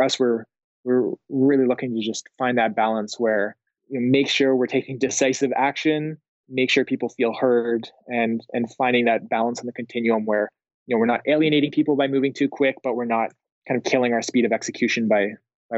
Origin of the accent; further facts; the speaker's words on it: Canada; moved away as an adult; also born or lived in Finland / Sweden; now in United States; growing up as a Canadian